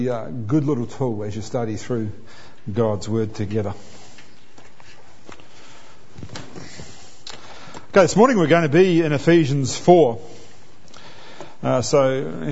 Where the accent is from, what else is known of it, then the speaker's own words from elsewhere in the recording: New Zealand; now in Australia; I'm a New Zealander